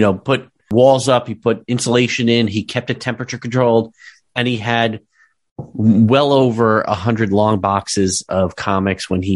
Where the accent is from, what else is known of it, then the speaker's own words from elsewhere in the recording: northern New Jersey, United States; I grew up in actually the town that I am in right now. I'm in New Jersey